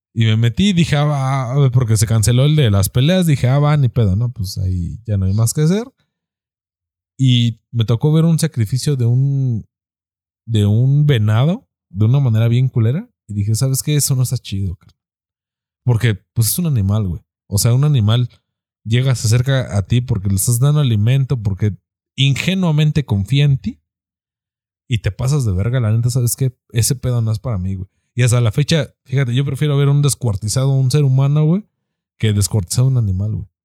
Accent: Mexico; como machos mexicanos

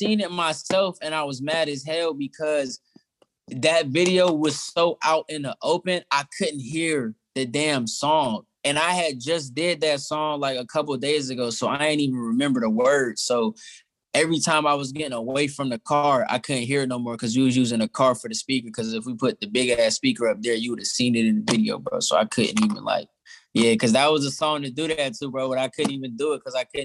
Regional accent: Atlanta, Georgia, United States; moved away as an adult; now in Pittsburgh, United States; I'm from Atlanta

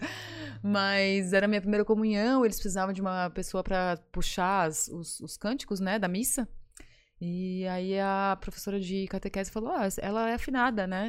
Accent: Florianópolis, Santa Catarina, Brazil; also born or lived in Criciúma; eu sou de Floripa porque eu nunca morei em outro lugar, mas eu nasci em Criciúma

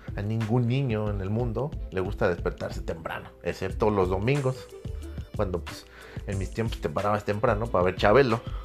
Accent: Mexico; como buen patriota, como buen mexicano

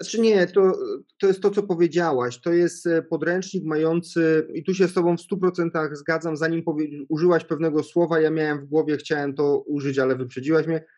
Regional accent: Świdnica, Lower Silesian Voivodeship, Poland; ja pochodzę z takiego małego miasta, nie z Wrocławia, spod Wrocławia, piękna miejscowość Świdnica

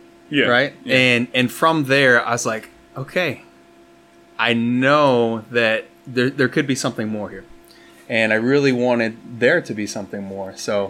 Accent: Colorado, United States; now in Tyler, United States; I was born and raised in Colorado.

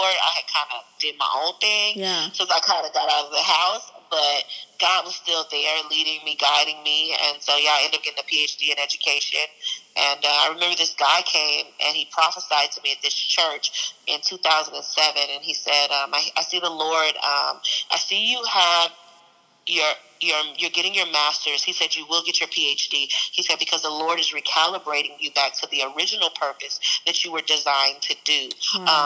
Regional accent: East St. Louis, Illinois, United States; also born or lived in England / Tucson, Arizona; And I'm um, from um, East St. Louis. I say that, but I lived actually prior in, uh, I was born in Louisiana, and we went to the military. We lived in England uh, until I was mm-hmm. about seven, and then we moved to. Uh, to Phoenix or Tucson, Arizona

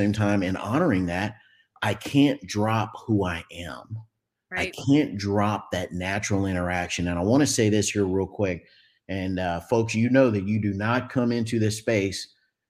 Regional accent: Dallas, Texas, United States; I'm from Texas, folks, Dallas-Fort Worth, Texas, Metroplex area.

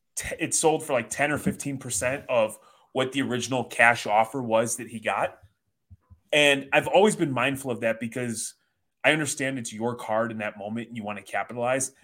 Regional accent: Chicago, Illinois, United States; now in Michigan, United States

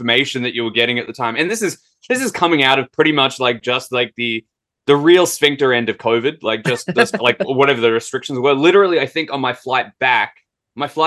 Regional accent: Australia; moved away as an adult; now in Canada; As an Australian who's used to literally hot summer and not as hot summer

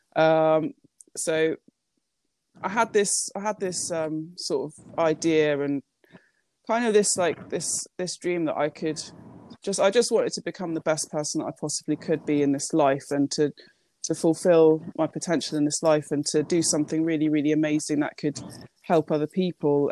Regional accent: Japan; I was born in Japan

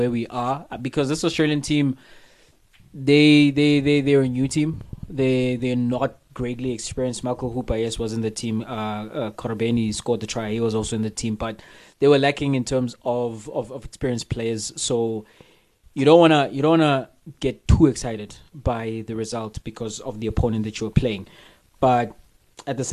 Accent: South Africa; I'm a South African

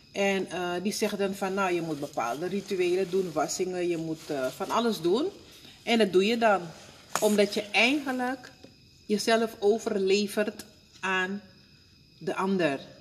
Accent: Suriname; moved away; ik kom uit Suriname

